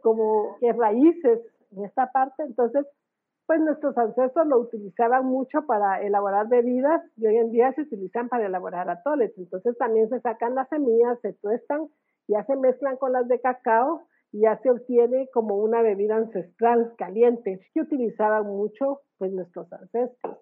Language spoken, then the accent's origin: Spanish; Guatemala; irnos presentando como guatemaltecos